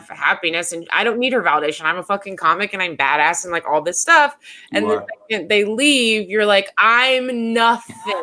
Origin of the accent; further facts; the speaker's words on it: Denver, Colorado, United States; I'm from Denver